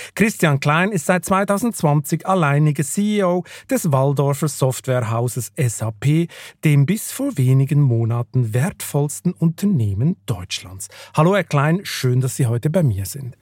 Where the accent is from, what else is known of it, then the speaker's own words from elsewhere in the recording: Switzerland; ich komme ja aus der Schweiz